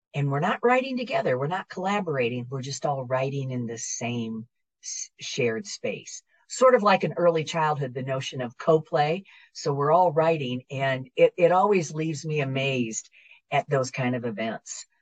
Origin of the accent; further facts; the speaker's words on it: Northeast Iowa, United States; moved away as an adult; also born or lived in Hattiesburg, Mississippi / Baton Rouge, Louisiana; now in Louisiana, United States; I'm originally from the Midwest, um, from the great state of Iowa, Northeast Iowa